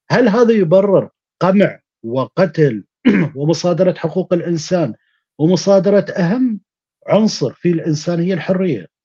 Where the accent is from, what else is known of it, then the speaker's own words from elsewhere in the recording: Kurdistan Region, Iraq; انا انا ككردي انا صدام حسين قتل من عندي 45 ابن عم وابن خاله وابن